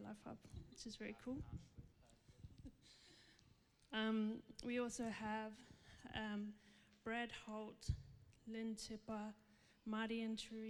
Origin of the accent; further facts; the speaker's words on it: Zimbabwe; now in Perth, Australia; when I grew up in Zimbabwe, I lived in her home.